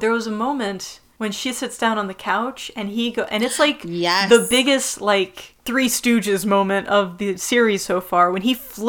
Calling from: Israel; I'm actually recording from Israel right now.

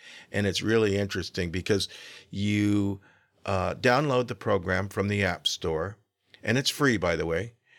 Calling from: Sacramento, California, United States; I'm calling from Sacramento.

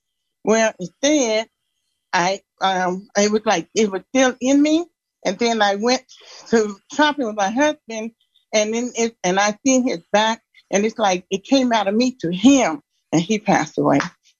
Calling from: Denver, Colorado, United States; I'm from Denver.

